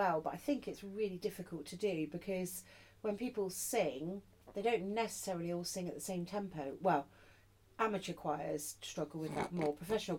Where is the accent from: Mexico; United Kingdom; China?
United Kingdom; Cornwall, South West England; I grew up in Cornwall as well.